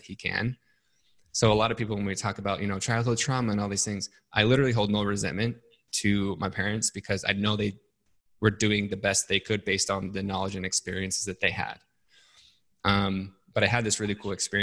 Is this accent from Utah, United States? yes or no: yes; Salt Lake City, Utah, United States; I grew up in Salt Lake City, Utah